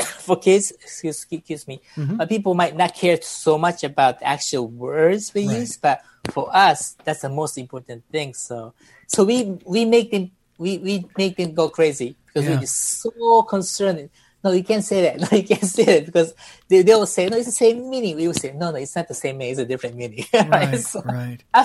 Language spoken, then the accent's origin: English; Beirut, Beirut Governorate, Lebanon; moved away; I was raised in Lebanon, Beirut